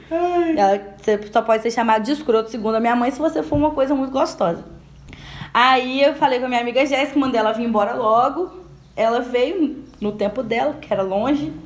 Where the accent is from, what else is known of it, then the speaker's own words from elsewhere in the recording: Espírito Santo, Brazil; eu sou capixaba